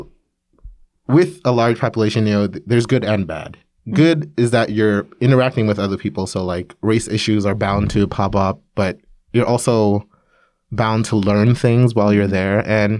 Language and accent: English; New York, United States; moved away as an adult; now in Korea; I grew up in New York, in Brooklyn, New York